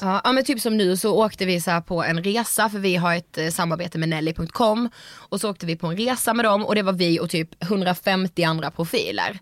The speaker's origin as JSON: {"language": "Swedish", "town": "Karlshamn", "region": "Blekinge", "country": "Sweden", "said": "vi är ju från Karlshamn"}